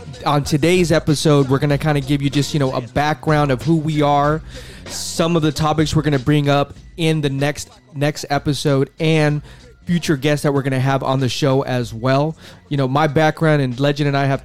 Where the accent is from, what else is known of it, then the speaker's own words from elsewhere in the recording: West Coast, United States; we're from the West Coast